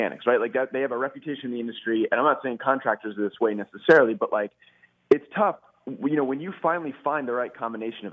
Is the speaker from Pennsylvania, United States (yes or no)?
yes; Philadelphia, Pennsylvania, United States; I am from the Philadelphia area